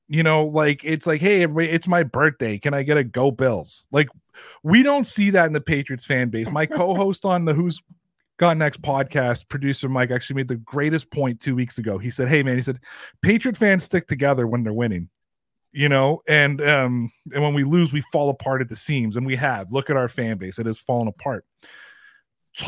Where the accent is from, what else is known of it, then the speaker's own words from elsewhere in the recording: Toronto, Ontario, Canada; I'm from Toronto. I'm from the 416, not the 716, but I'm from the 416